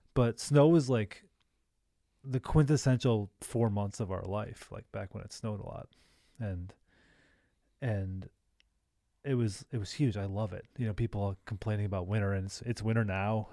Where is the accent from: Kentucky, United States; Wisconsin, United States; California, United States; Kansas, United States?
Wisconsin, United States; Milwaukee; It's like suburban living growing up